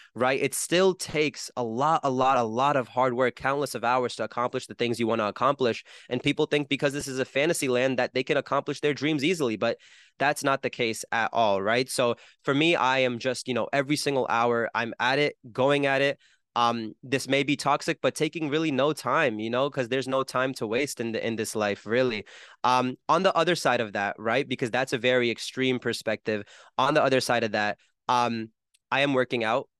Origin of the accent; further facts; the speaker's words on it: New Jersey, United States; I'm from Jersey where I don't know a single musician